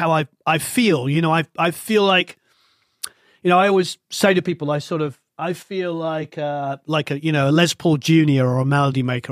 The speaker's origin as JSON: {"language": "English", "region": "England", "country": "United Kingdom", "said": "being English"}